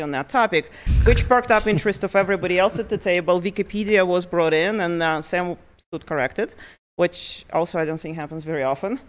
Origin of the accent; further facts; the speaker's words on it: Lithuania; also born or lived in Ukraine; now in Montana, United States; I was born in Ukraine. I was about ten years old when my family moved to Lithuania, and so I grew up in Lithuania